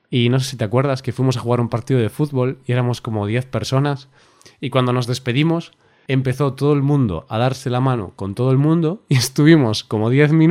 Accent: Spain; also born or lived in Poland; Nosotros, como buenos españoles, pues a las chicas siempre damos dos besos.

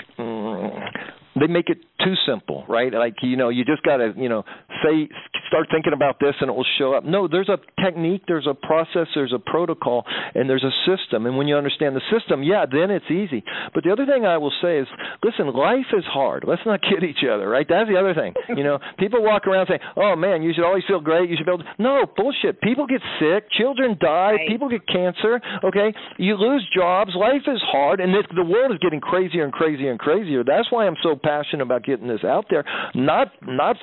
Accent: United States; I grew up in America in the 60s

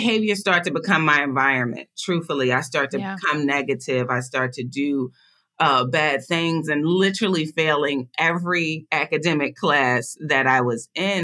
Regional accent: Philadelphia, Pennsylvania, United States; I was born and raised in Philadelphia, Pennsylvania, in one of the most impoverished neighborhoods of Philadelphia.

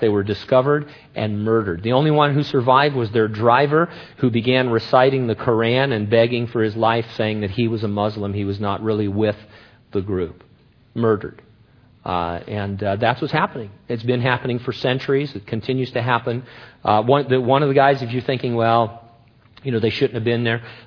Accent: United States; I love being an American

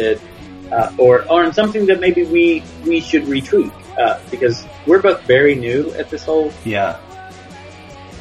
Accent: United States; as an American Christian

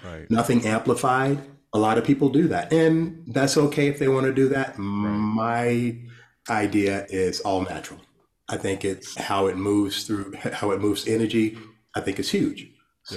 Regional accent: Rustburg, Virginia, United States; I grew up in Rustburg, Virginia.

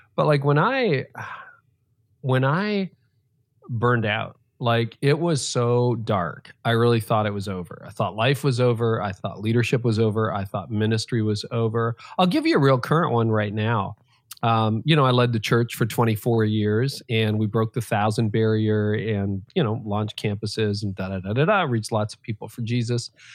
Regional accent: Canada; I was born in Canada

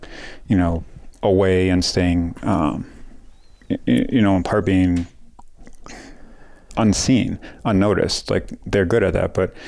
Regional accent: Wisconsin, United States; now in Colorado, United States; so I grew up in Wisconsin, quite a ways away from here

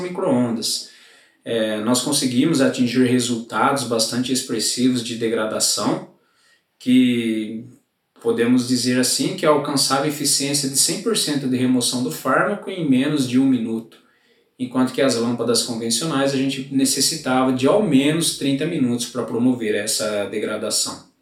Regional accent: Gavião Peixoto, São Paulo, Brazil; sou natural da cidade de Gavião Peixoto

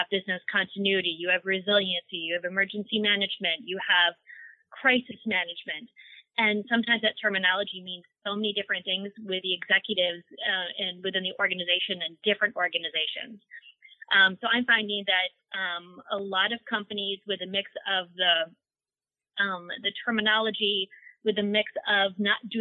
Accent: Wisconsin, United States; moved away as an adult; now in Southern California, United States; I'm from Wisconsin. I'm the cold tundra myself.

